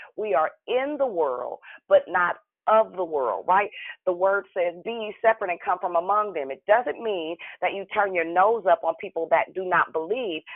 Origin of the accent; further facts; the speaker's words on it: Richmond, United States; I'm from Richmond.